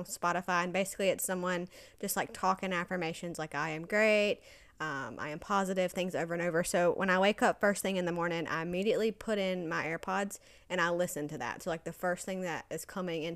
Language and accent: English; Georgia, United States; moved away as an adult; now in Los Angeles, United States; I am also from Georgia